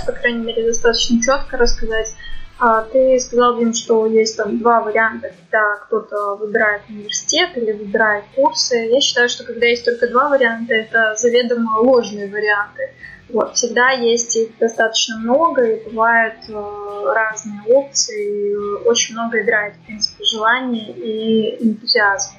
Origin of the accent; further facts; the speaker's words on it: Belarus; я из Беларуси